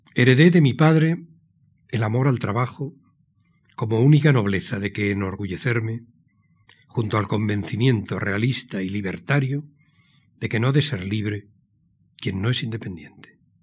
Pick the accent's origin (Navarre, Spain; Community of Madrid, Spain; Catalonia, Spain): Navarre, Spain; Pamplona; born or raised there; also born or lived in San Sebastián